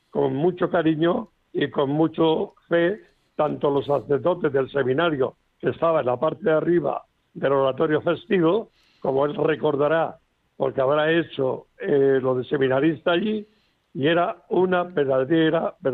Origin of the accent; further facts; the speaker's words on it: Orihuela, Valencian Community, Spain; now in Alicante, Spain; vivo en Alicante, pero soy nacido en Orihuela.